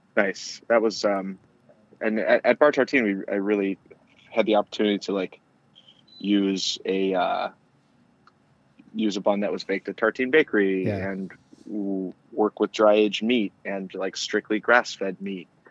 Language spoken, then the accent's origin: English; outside of Detroit, Michigan, United States; I grew up outside of Detroit